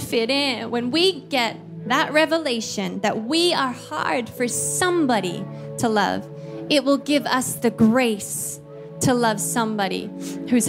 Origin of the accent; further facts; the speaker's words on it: Australia; moved away as an adult; also born or lived in Philippines; I'm Australian.